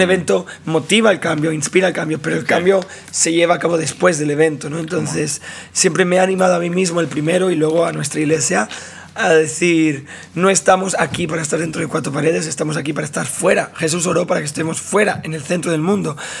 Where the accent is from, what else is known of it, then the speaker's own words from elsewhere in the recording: Barcelona, Catalonia, Spain; Yo nací en Barcelona, sí, en, España. Ahí toda mi vida, así que toda la vida he crecido ahí